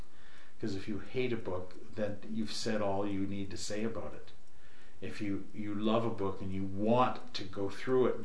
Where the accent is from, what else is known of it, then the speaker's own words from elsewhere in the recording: Canada; I'm Canadian